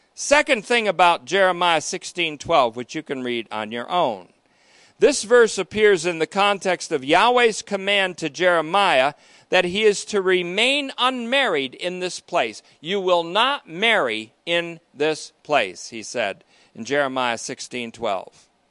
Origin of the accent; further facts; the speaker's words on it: United States; I speak as an American Christian